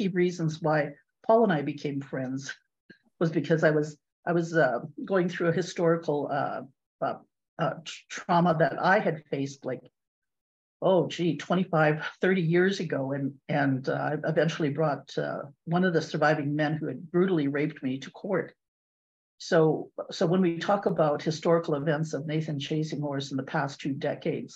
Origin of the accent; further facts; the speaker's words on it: Sioux Valley, Manitoba, Canada; from Sioux Valley, Manitoba, where I was born when the weather was 30 below by midwives. So I grew up snaring rabbits